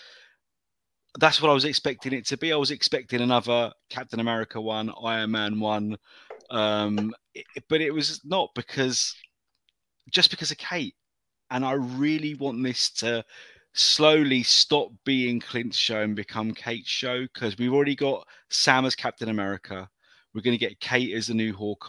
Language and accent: English; United Kingdom; I'm a Brit.